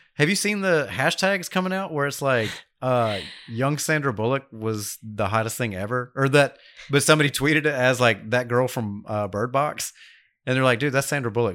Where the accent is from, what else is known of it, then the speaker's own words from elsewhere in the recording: New York, United States; now in Dothan, United States; I'm from New York